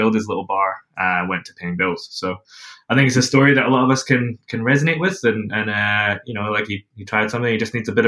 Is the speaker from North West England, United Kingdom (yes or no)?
no; Scotland, United Kingdom; now in New Zealand; I'm from Scotland